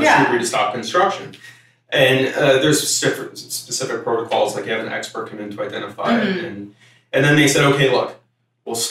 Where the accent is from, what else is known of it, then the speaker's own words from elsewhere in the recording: Middletown, New Jersey, United States; now in San Diego, United States; I'm originally from New Jersey